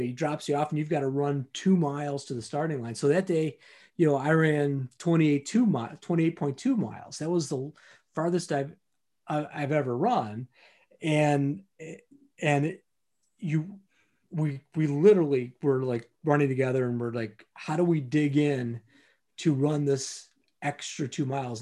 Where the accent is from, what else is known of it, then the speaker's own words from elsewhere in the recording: Detroit, Michigan, United States; the Detroit Marathon, right? And that's my hometown